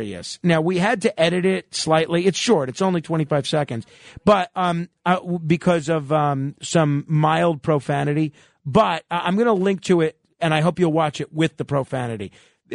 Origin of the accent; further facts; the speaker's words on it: New York, United States; I'm just as much as proud to be a New Yorker as I am an American